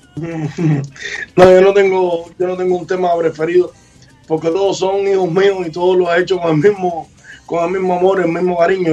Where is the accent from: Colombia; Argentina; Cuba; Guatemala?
Cuba; Havana; el barrio donde yo nací, que es en San Leopoldo